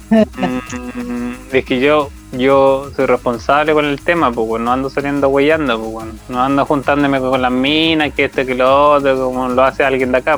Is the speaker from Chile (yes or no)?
yes; Los Ángeles, Biobío, Chile; Yo soy de Los Ángeles